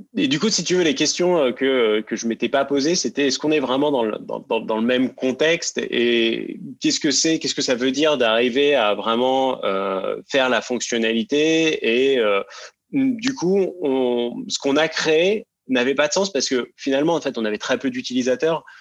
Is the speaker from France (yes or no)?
yes; Seine-Saint-Denis, Paris suburbs, Île-de-France, France; je viens de banlieue parisienne et euh, de Seine-Saint-Denis plus précisément